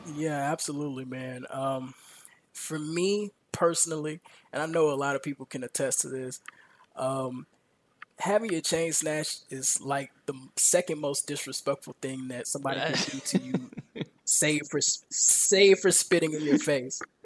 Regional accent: Houston, Texas, United States; born and raised in Houston

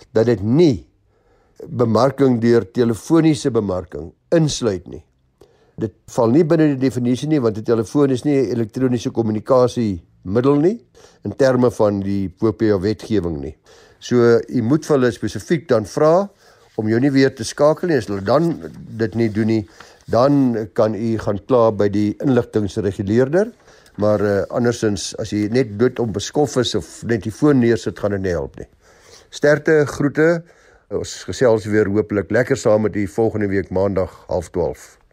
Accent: South Africa; ons as Suid-Afrikaners

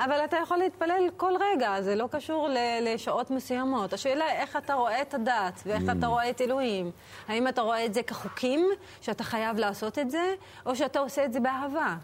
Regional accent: Acre, Northern District, Israel; now in Jaffa, Israel; שגדלתי דווקא בעכו

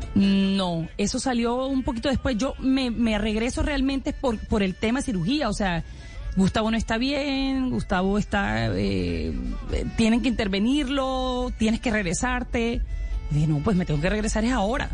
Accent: Colombia; todos somos colombianos

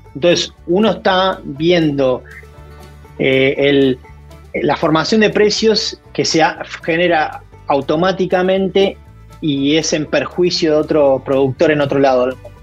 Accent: Argentina; moved away as an adult; now in Kansas, United States; como buen argentino

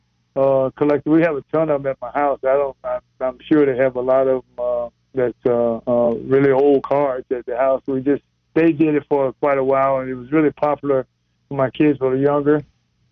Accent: South Carolina, United States; moved away; I'm from South Carolina originally, so I've always come back

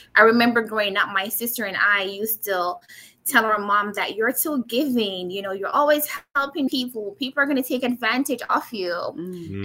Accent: Manchester, Jamaica; moved away; I was born and raised in Manchester, Jamaica

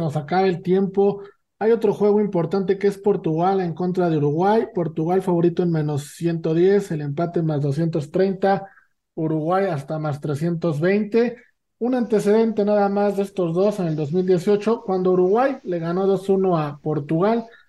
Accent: Mexico; los tres somos mexicanos

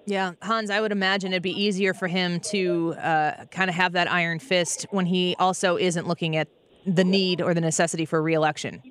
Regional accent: Edwardsville, Illinois, United States; I'm from Edwardsville

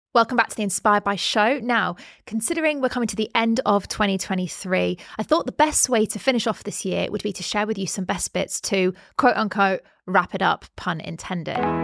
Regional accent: United Kingdom; we're both British

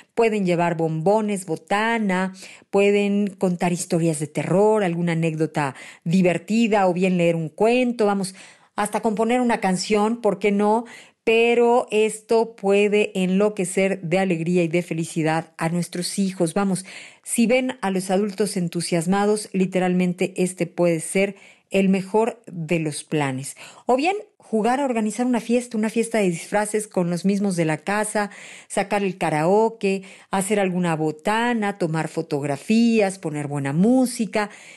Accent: Mexico; los mexicanos, sí, somos

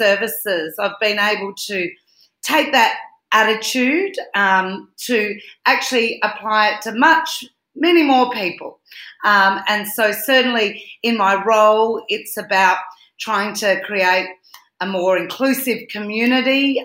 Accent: Adelaide, South Australia, Australia; I'm in Adelaide today. That's where my hometown is.

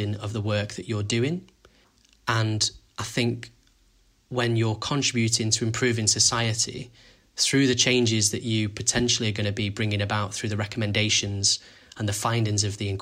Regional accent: Manchester, North West England, United Kingdom; I'm from Manchester

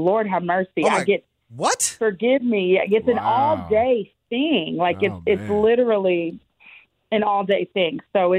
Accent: Kentucky, United States; moved away as an adult; now in Nashville, United States; But growing up in Kentucky, it's beautiful.

